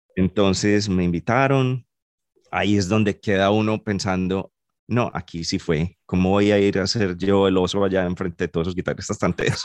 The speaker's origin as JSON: {"language": "Spanish", "town": "Medellín", "region": "Antioquia", "country": "Colombia", "moved": "yes", "said": "soy de Medellín y he tocado guitarra toda la vida"}